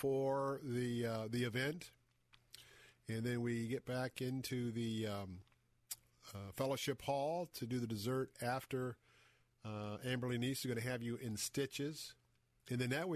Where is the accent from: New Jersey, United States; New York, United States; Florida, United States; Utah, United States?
Florida, United States; Tampa; a guy that has grown up here, born and raised in Tampa